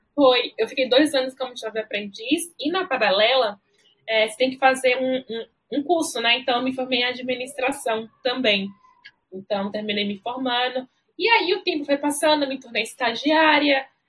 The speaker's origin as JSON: {"language": "Portuguese", "town": "Alagoinhas", "region": "Bahia", "country": "Brazil", "tie": "born or raised there", "moved": "as an adult", "lives_now": "São Paulo, Brazil", "said": "eu fui criada no interior de Alagoinhas pelos meus avós"}